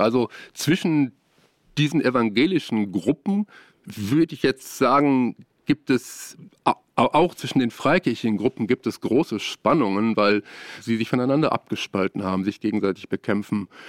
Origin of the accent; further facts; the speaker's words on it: Ruhr area, North Rhine-Westphalia, Germany; moved away as an adult; now in Siegen, Germany; Ich komme aus dem Ruhrgebiet und habe dort studiert, vor allem in Bochum, in Essen und in Duisburg und habe in meiner Jugendzeit sehr, sehr viel äh, mit Frömmigkeitsstilen zu tun gehabt